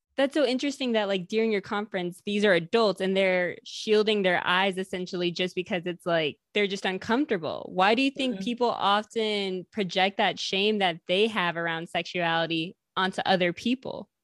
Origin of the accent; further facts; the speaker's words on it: the North, United States; I grew up in the North